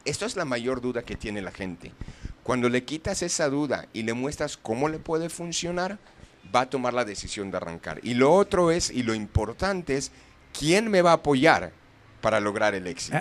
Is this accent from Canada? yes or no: yes; Canada; moved away as an adult; now in Guadalajara, Mexico; yo soy de Canadá y vine a vivir aquí unos años